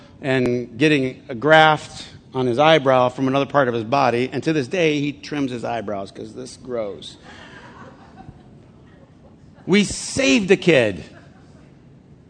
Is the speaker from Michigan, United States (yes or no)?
yes; Flint, Michigan, United States; I'm from Flint